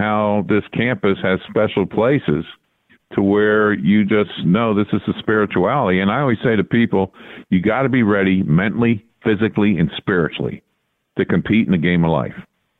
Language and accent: English; New York, United States; Well, growing up in Hudson Valley back as a kid, Army Notre Dame was always a big game.